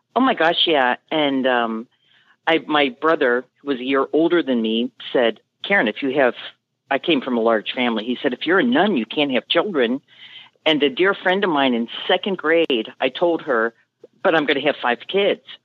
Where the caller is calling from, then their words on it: Mason, Ohio, United States; I'm calling from Mason, Ohio, which is just very north of Cincinnati